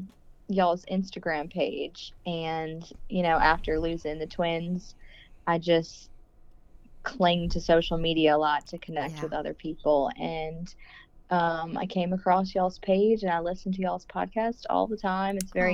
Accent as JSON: {"language": "English", "town": "Metairie", "region": "Louisiana", "country": "United States", "tie": "born or raised there", "accent": "drawl", "said": "I grew up in New Orleans, actually. Metairie. It's outside of New Orleans, but just say New Orleans."}